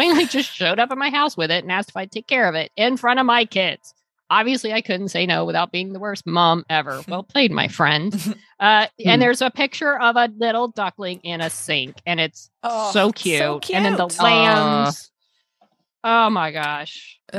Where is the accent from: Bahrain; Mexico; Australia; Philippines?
Australia; Being Australian means I have definitely made fun of their accents my entire life.